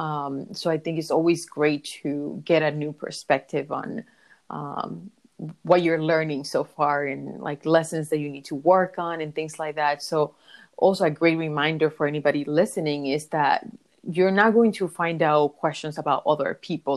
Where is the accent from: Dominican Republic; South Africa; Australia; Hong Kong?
Dominican Republic; I was born in the Caribbean, in the Dominican Republic